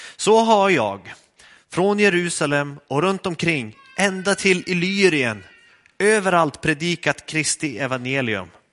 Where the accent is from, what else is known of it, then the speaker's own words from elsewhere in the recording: Skellefteå, Västerbotten County, Sweden; moved away; Jag kom från Skellefteå